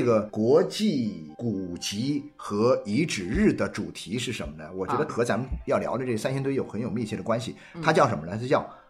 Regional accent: Jiangxi, China; 是我们老家这个江西的

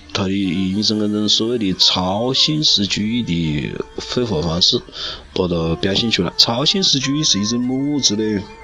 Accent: China; 连我们中国人那种要要喜庆的民族

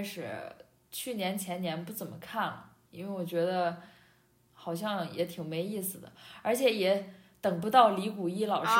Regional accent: northern China, China; 虽然我身为一个北方人

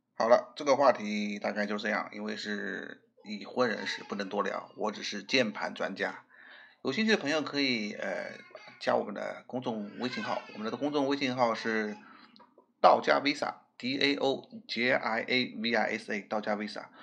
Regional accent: Shanghai, China; 我们上海人可以说是比较喜欢捣江湖的那种人

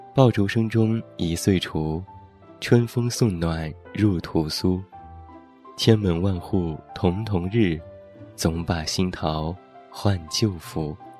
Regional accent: Taiyuan, Shanxi, China; 在我的老家山西太原有这样的习俗：春节早晨放开门炮仗是必不可少的，寓意开门大吉

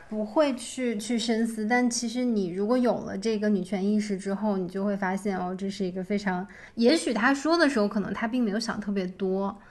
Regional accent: China; moved away as an adult; 我一个中国来的女孩，就是我们中国人

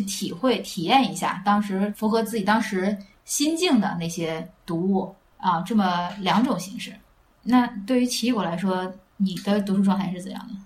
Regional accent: Handan, Hebei, China; 我是邯郸人，所以就读的赵国历史故事

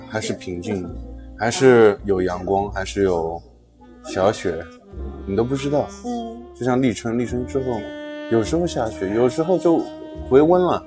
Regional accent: China; 我们中国人

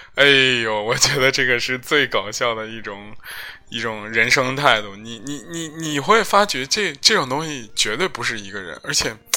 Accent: Zhengzhou, Henan, China; 我是四幺零、幺零五，幺零五就是我们这个区，金水区的

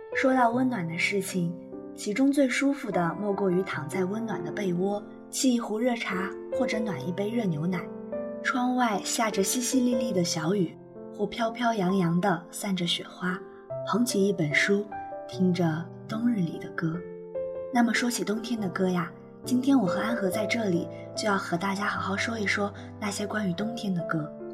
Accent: Anhui, China; 虽然我不是一个北方人，但是安徽的话是在中国的中部地区，就像我们那里去年还是下了一场非常大的雪

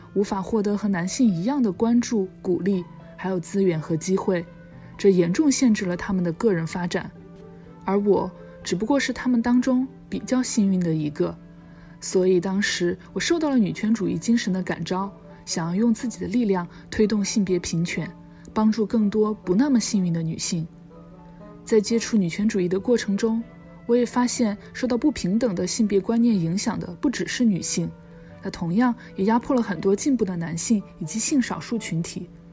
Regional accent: Chengdu, Sichuan, China; moved away as an adult; also born or lived in United Kingdom; now in New York, United States; 我是个土生土长的成都人，大学毕业之后去了英国读研究生，之后又回到成都工作了五年

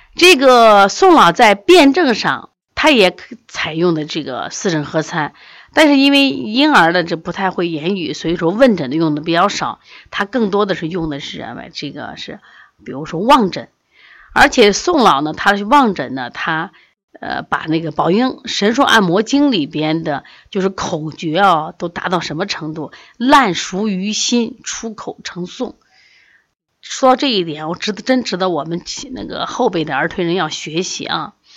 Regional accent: Hubei, China; now in Xi'an, China; 我们湖北人

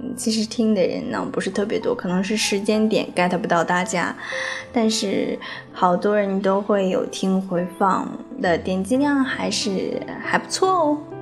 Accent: China; 我们中国人

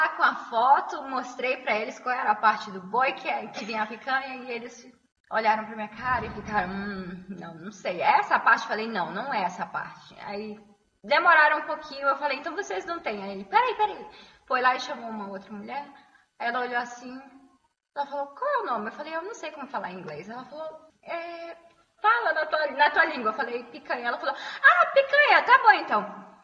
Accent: Brazil; moved away as an adult; now in Beijing, China; eu tenho 24 anos, sou brasileira, como vocês podem perceber pelo sotaque e moro em Beijing há três anos e meio.

